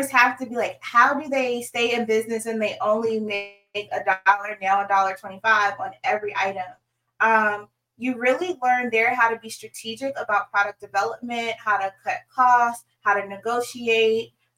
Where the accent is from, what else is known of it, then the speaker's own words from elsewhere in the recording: Suffolk, Virginia, United States; moved away as an adult; also born or lived in Norfolk, Virginia / Sandpoint, Idaho / Dallas, Texas; I am from Hampton Roads, born and raised in Suffolk, Virginia